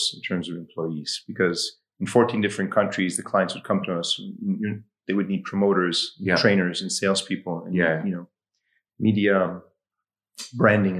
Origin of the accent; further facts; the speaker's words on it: Egypt; also born or lived in Washington, D.C., United States; I was born and raised in Washington, D.C. And at 10, moved back to Egypt where my parents are from. I grew up there